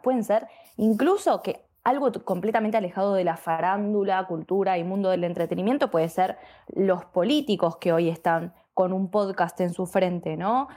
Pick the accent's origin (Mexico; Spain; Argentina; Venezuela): Argentina; soy argentina